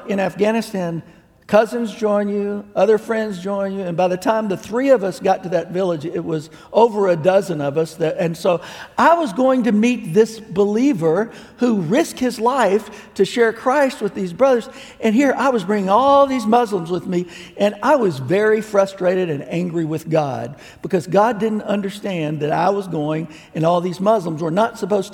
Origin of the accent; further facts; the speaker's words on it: United States; I'm an American